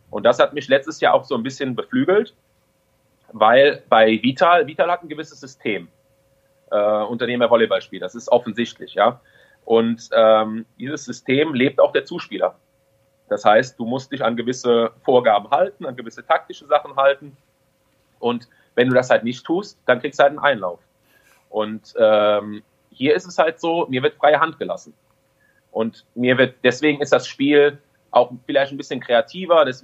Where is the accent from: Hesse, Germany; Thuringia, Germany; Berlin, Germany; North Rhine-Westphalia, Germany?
North Rhine-Westphalia, Germany; Düren; also born or lived in Friedrichshafen; Ich bin ja aus Düren nach Friedrichshafen gegangen. Drei Jahre hab, war ich in Ausbildung